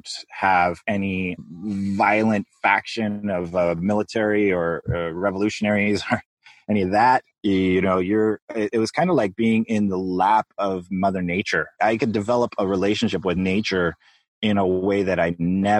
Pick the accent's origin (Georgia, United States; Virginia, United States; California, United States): California, United States; Los Angeles; moved away as an adult; now in Hawaii, United States; growing up in Los Angeles